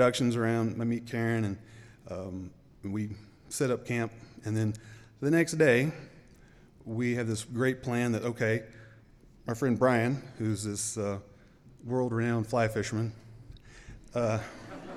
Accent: the South, United States; accent: Southern; moved away as an adult; also born or lived in Memphis, Tennessee; now in Boise, United States; as you may can tell from my accent, I'm not from around here, I'm from the South

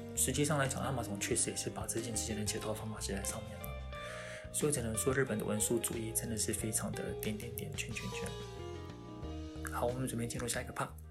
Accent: Taiwan; also born or lived in Japan; 我们台湾

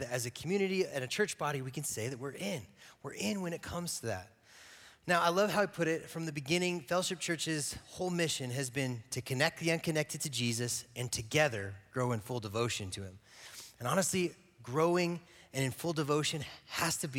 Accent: Gypsum, Colorado, United States; also born or lived in Eagle, Colorado; I grew up in Eagle and Gypsum.

